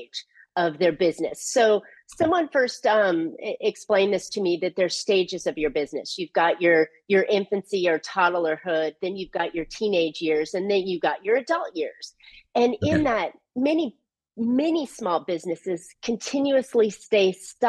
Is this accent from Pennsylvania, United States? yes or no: no; California, United States; I'm from California